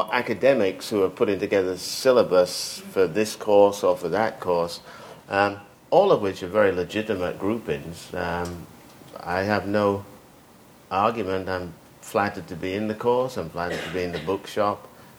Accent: United Kingdom; I grew up in Britain. Whether Britain likes it or not, it's responsible for me.

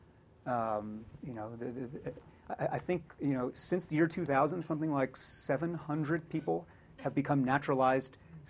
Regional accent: United States; But I, as an American born here

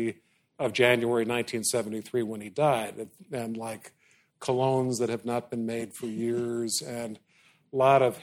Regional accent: Chicago, Illinois, United States; my hometown Chicago Bears

